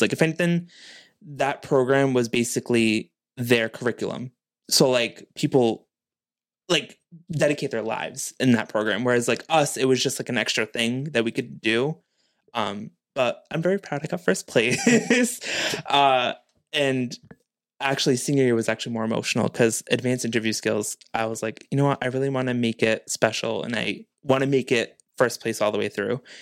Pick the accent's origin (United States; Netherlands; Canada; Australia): United States; New Bedford, Massachusetts; me being born and raised in New Bedford